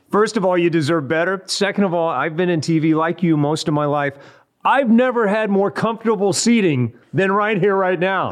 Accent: Odessa, Texas, United States; now in California, United States; I grew up in in Odessa, Texas

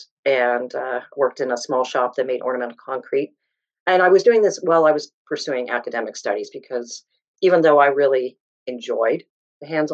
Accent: Southern Ontario, Canada; I grew up in Southern Ontario

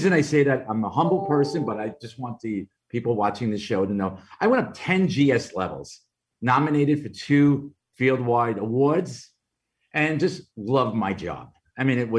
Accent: New York City, New York, United States; accent: Brooklyn; my Brooklyn accent

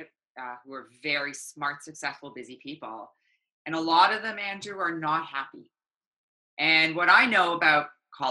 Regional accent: Toronto, Ontario, Canada; also born or lived in South Africa; I immigrated to Toronto when I was 7

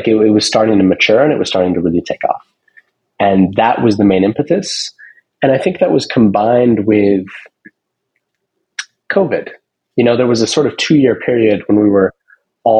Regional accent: Seattle, Washington, United States; I grew up in Seattle

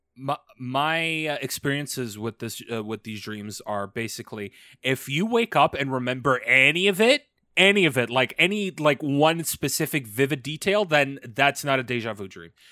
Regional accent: Canada; As a Canadian

